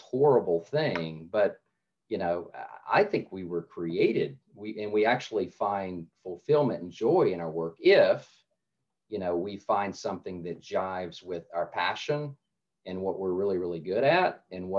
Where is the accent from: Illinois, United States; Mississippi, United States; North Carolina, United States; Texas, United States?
North Carolina, United States; I grew up in North Carolina